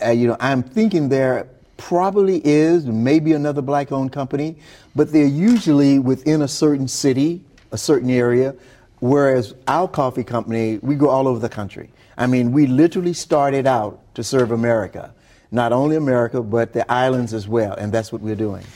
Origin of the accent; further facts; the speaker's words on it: Glen Allan, Mississippi, United States; Glen Allen, Mississippi, where I grew up.